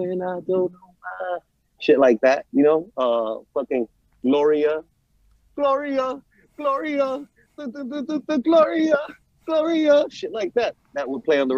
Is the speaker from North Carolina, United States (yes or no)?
no; New York City, New York, United States; I was growing up in New York City around this shit